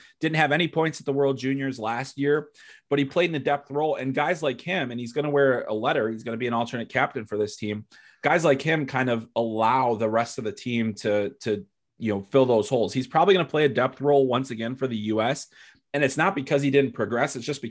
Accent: Chicago, Illinois, United States; you guys know I'm from Chicago, you know, I grew up a Blackhawks fan

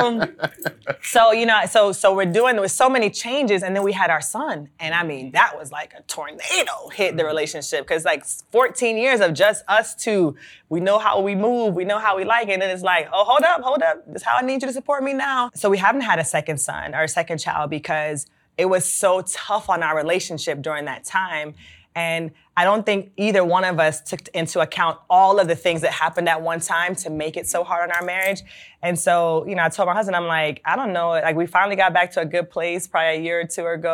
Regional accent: Jamaica; moved away; As a Jamaican, we used to have someone we would call them a helper.

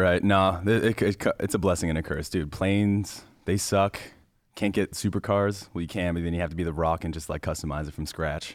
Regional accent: Parry Sound, Ontario, Canada; also born or lived in Shawanaga First Nation; Perry Sound, Canada, but I grew up on a reservation called Shawanaga First Nation

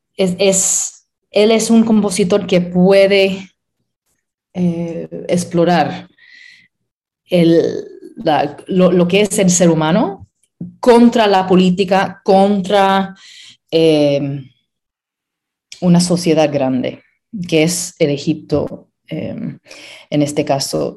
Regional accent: Pittsburgh, Pennsylvania, United States; also born or lived in Puerto Rico; me crié en Pittsburgh y eso es donde desarrollé mi carrera

